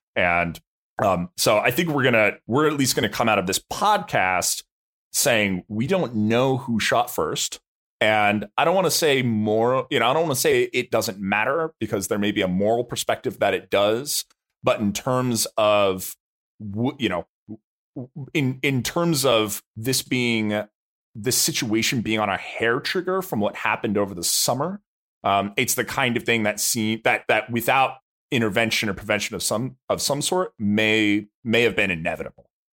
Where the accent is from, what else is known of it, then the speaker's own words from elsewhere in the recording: United States; I as an American